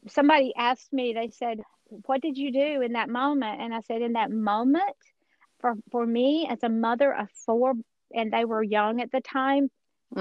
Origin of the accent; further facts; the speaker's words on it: Georgia, United States; accent: Georgia accent; I am a Georgia girl originally. I'm sure nobody can tell that from my accent.